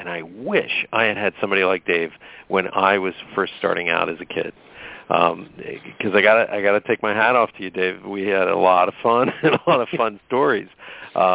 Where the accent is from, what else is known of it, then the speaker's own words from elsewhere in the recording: Pennsylvania, United States; I grew up in Pennsylvania